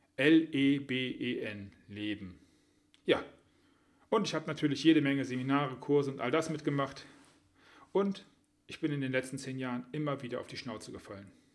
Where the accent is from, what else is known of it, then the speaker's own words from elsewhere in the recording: Düsseldorf, North Rhine-Westphalia, Germany; was meine Heimatstadt ist